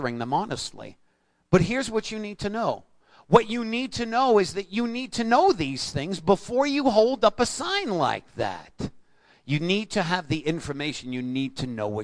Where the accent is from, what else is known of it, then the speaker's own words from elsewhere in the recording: New York, United States; I'm a New Yorker